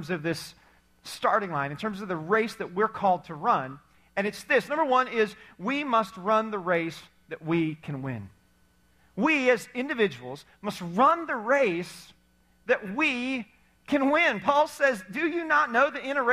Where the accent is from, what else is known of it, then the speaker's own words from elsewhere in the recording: Indiana, United States; We were athletic as you could be in growing up in Indiana, like hoop on the side of our barn type of athletic